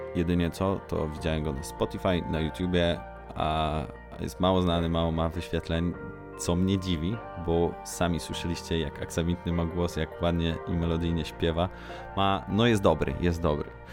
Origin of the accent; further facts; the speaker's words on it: near Legnica, Lower Silesian Voivodeship, Poland; To jest taka miejscowość e, w moich rodzinnych stronach, 80 km mniej więcej od Legnicy.